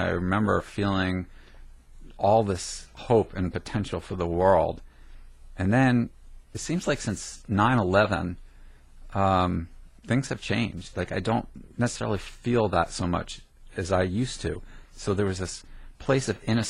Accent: New Jersey, United States; I grew up in Jersey

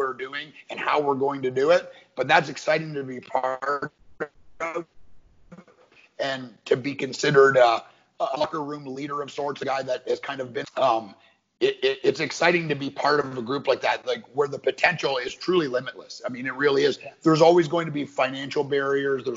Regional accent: Canada; growing up in Canada

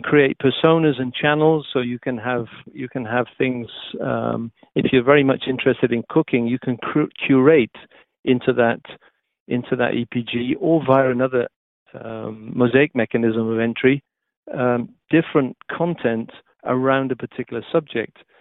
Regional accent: Wales, United Kingdom; moved away; being a Welshman

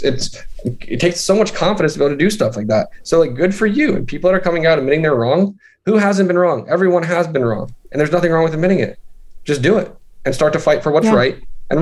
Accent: Central Pennsylvania, United States; also born or lived in Midwest; we just moved to Central PA, and that's sort of where I grew up

